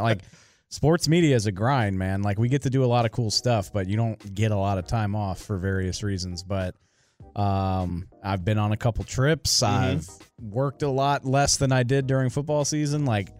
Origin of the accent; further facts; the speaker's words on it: New Orleans, Louisiana, United States; I'm from New Orleans. There's no baseball team, so it's either it's Astros, Cubs, or Braves.